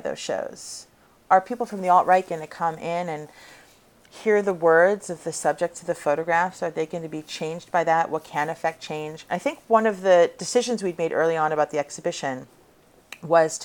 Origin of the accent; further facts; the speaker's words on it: California, United States; I grew up on the West Coast in California